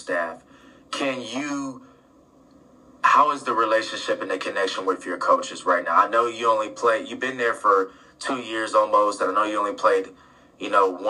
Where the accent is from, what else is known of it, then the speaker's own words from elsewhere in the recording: Columbus, Ohio, United States; I'm from Columbus, Ohio